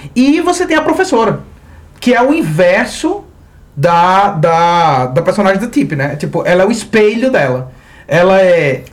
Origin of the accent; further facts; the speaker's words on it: Mossoró, Rio Grande do Norte, Brazil; como a gente é de Mossoró, a chuva é um evento raro